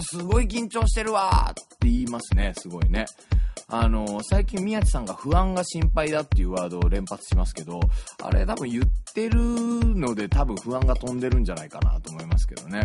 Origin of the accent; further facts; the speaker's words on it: Yokohama, Kanagawa, Japan; also born or lived in Tokyo; 東京生まれ横浜育ち